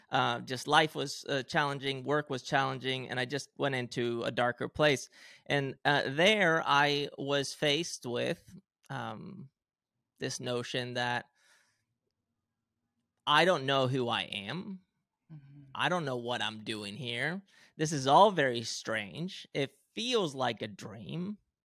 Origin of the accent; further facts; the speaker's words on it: Spain; have Swedish parents, non-religious, if anything, Protestant, maybe something like that. And then I grew up in Spain, heavily Christian, Catholic specifically. I went to Catholic school, you know, wore the uniform, did the whole thing.